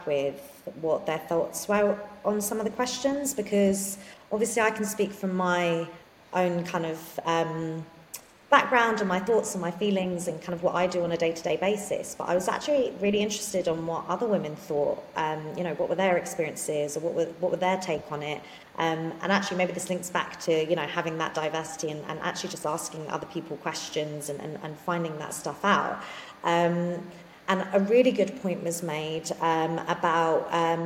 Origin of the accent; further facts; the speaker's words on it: London, United Kingdom; I grew up in London